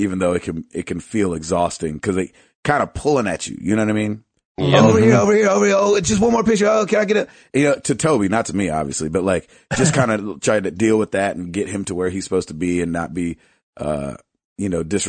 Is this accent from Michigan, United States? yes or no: yes; Kalamazoo, Michigan, United States; I told you I was from Kalamazoo.